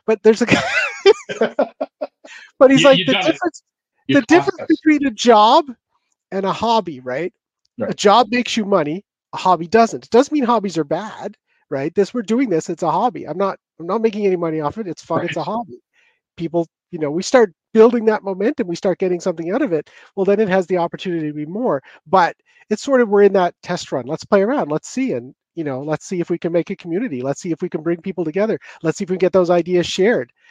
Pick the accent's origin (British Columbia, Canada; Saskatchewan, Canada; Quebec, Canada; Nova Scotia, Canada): Nova Scotia, Canada; Cape Breton; accent: Cape Breton; my Cape Breton accent.